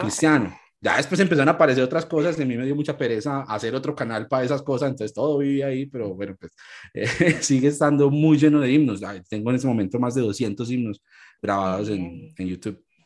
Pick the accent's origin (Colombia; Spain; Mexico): Colombia; Ibagué, Tolima; moved away as an adult; now in Medellín, Colombia; soy colombiano, soy de una ciudad más al centro del país que se llama Ibagué y pues vivo aquí en Medellín hace ya 13, casi 14 años